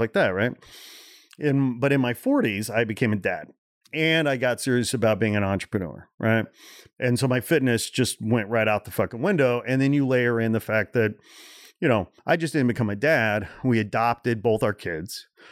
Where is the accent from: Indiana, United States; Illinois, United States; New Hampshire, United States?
Indiana, United States; Portage; born or raised there; also born or lived in Gary, Indiana